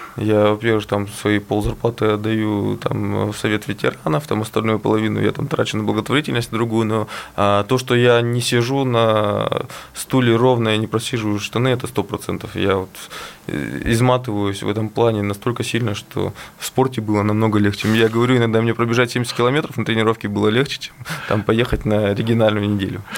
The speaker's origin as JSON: {"language": "Russian", "town": "Yekaterinburg", "region": "Sverdlovsk Oblast", "country": "Russia", "tie": "born or raised there", "said": "Екатеринбург – это мой родной город, где я живу"}